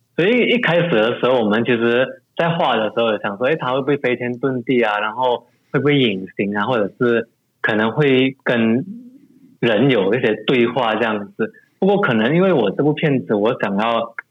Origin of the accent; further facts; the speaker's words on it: Malaysia; 从小在马来家长大